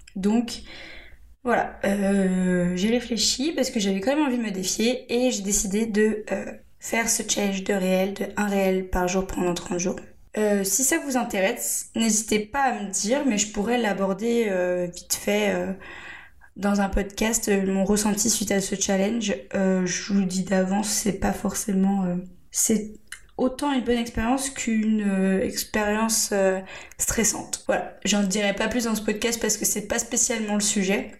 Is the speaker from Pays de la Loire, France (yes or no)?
yes; Angers, Pays de la Loire, France; moved away as an adult; now in Bordeaux, France; je suis native d'Angers